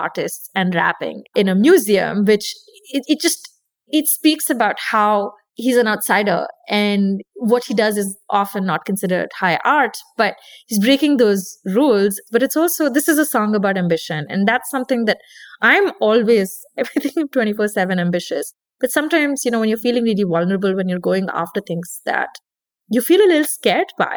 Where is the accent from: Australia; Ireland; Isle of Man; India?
India; I'm Indian. I grew up listening to dancing to Bollywood music